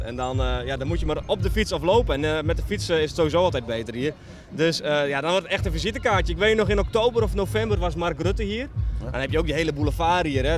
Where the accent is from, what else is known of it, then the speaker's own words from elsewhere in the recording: Netherlands; moved away as an adult; now in Albania; we zijn gewoon Nederlanders en als gezin zijn we hier naartoe gegaan